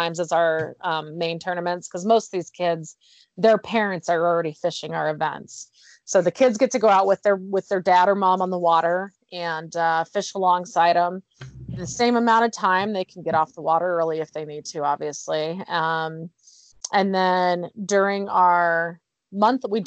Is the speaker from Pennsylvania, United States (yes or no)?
no; Phoenix, Arizona, United States; now in Utah, United States; I'm from Arizona, so like Phoenix area.